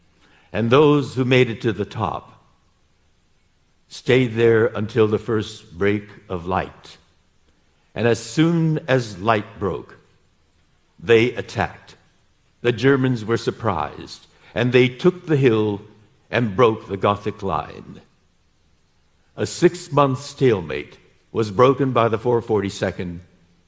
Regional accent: United States

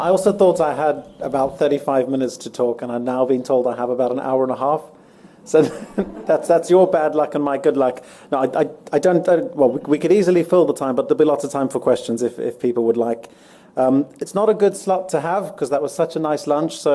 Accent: Johannesburg, Gauteng, South Africa; moved away as an adult; now in London, United Kingdom; I'm, I'm from Joburg originally, but I've been living in London for just over 14 years. My accent's a bit mixed up.

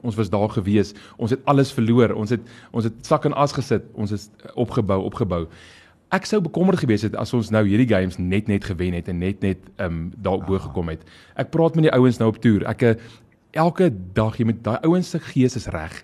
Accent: South Africa; ons is Suid-Afrikaners

